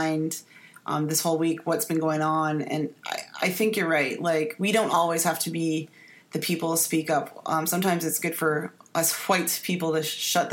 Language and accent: English; Canada; now in United States; I'm Canadian.